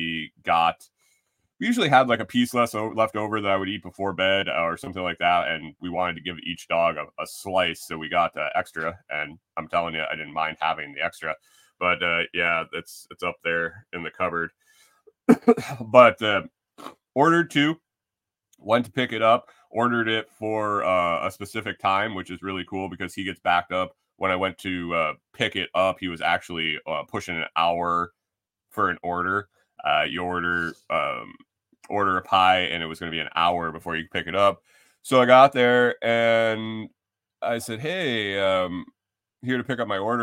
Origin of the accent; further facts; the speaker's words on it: Buffalo, New York, United States; moved away; also born or lived in Minnesota; I grew up in Western New York eating good thin crust pizza in New York City, in Buffalo.